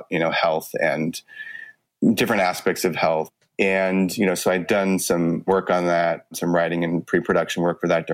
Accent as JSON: {"language": "English", "town": "Los Angeles", "region": "California", "country": "United States", "tie": "born or raised there", "said": "I grew up in Los Angeles and, you know, right in LA, kind of a multicultural kid"}